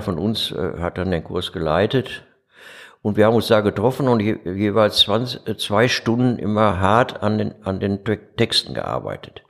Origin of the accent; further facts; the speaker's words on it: Dortmund, North Rhine-Westphalia, Germany; also born or lived in Duisburg; now in Essen, Germany; ich komme aber aus Dortmund